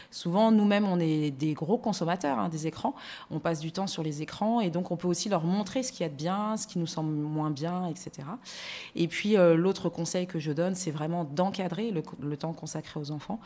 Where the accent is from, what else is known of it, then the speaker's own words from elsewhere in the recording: France; moved away as an adult; also born or lived in Luxembourg; now in Abidjan, Côte d'Ivoire; Je suis née en France, j'ai grandi en France.